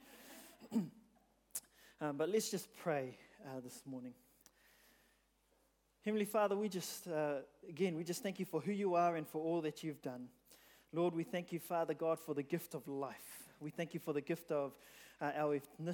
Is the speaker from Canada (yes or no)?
no; New Zealand; I was born in New Zealand